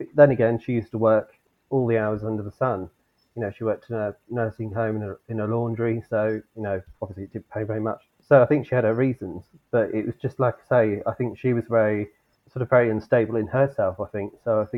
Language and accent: English; Southport, North West England, United Kingdom; you know, I grew up in Southport, which is near to Preston, not far from Liverpool.